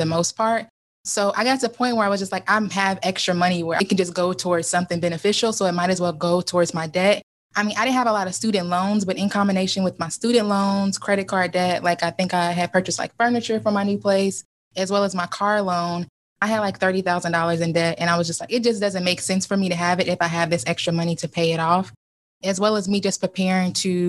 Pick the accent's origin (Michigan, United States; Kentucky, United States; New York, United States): Kentucky, United States; moved away as an adult; also born or lived in Lexington, Kentucky / Northern Ohio / Cincinnati, Ohio; now in Ohio, United States; I'm originally from Kentucky. I currently live in Ohio